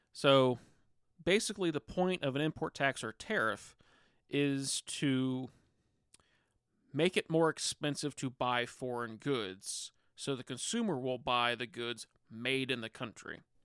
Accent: Vandalia, United States; my hometown, the state of Vandalia

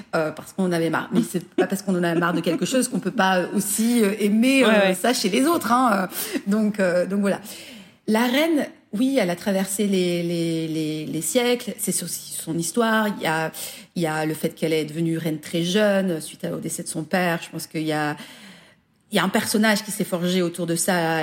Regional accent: France; also born or lived in Belgium; now in United Kingdom; je suis une française, j'ai ma culture française

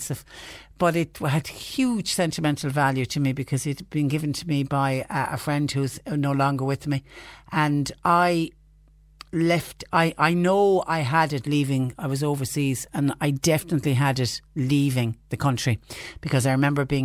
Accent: Clonmel, Munster, Ireland; I'm from Clonmel

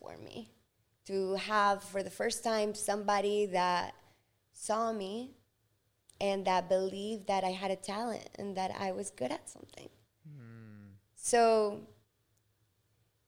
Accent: Ecuador; English is a second language; now in United States; I was born in Ecuador in 1990

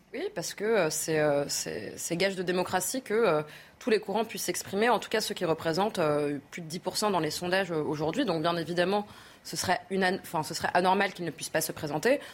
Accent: France; On est français

